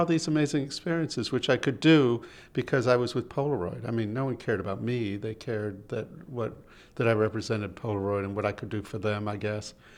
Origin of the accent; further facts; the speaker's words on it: Boston, Massachusetts, United States; I'm from Boston